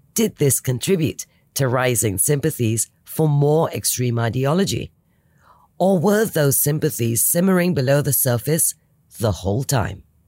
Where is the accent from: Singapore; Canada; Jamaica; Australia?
Singapore; as a Singaporean